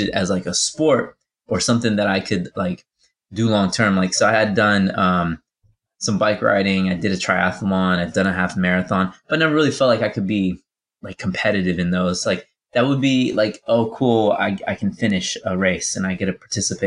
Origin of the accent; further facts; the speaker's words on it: Virginia Beach, Virginia, United States; my hometown in Virginia Beach